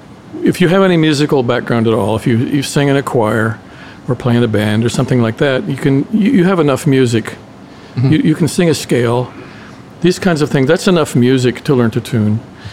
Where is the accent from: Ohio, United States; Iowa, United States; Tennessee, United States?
Ohio, United States; Cincinnati; also born or lived in Indiana / Lebanon, Ohio; I was from Cincinnati. I lived in southern Indiana. Okay. I was born in northern Indiana. I lived in, actually, Lebanon, Ohio.